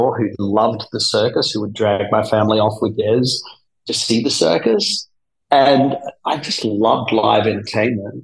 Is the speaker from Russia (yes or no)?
no; Melbourne, Victoria, Australia; accent: Australian; moved away as an adult; also born or lived in New Jersey; now in New York, United States; I grew up in Melbourne, Australia